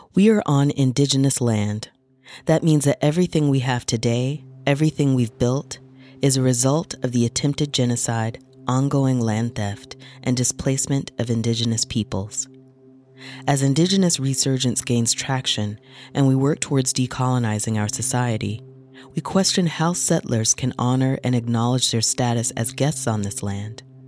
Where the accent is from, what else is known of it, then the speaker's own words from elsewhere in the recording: United States; now in Canada; I'm an American of African descent